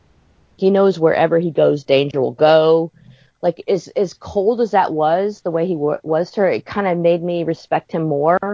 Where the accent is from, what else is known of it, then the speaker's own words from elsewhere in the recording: the South, United States; I grew up in the South